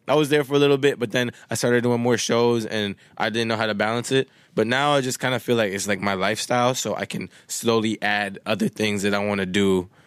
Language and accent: English; Winnipeg, Manitoba, Canada; first language Swahili; English is a second language; moved away; also born or lived in Wisconsin; one of my, uh, homies that I grew up with in Winnipeg